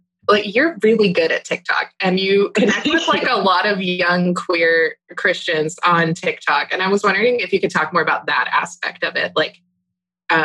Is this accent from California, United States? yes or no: no; Texas, United States; I'm a Texan